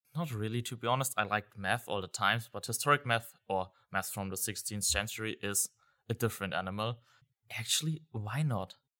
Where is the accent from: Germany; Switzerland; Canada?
Germany; I'm from Germany